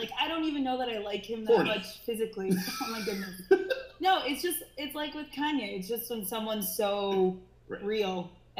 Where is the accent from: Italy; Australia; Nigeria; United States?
United States; Chicago, Illinois; moved away; I'm originally from the Chicago area.